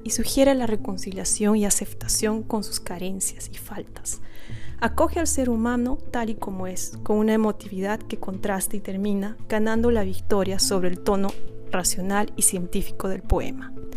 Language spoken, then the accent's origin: Spanish; Cusco, Peru; now in United States; yo soy peruana, nací en Perú, originalmente de la ciudad de Cusco y actualmente vivo en el extranjero, vivo en Estados Unidos.